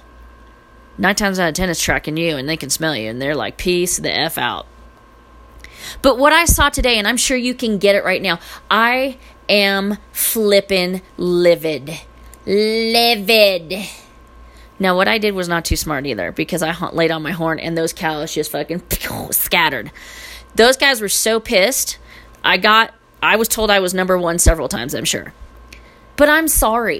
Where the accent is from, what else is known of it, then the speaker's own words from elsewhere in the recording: California, United States; moved away; I am from California